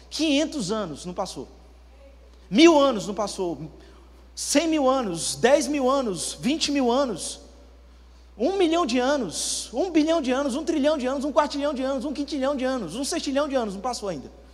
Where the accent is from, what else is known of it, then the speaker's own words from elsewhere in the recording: Campina Grande, Paraíba, Brazil; now in Campo Grande, Brazil; Eu sou natural de Campina Grande, mas moro há